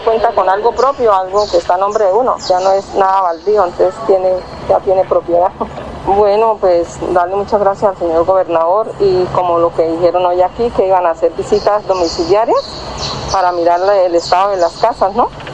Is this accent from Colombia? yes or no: yes; Sabana de Torres, Santander, Colombia; soy nacida en Sabana de Torres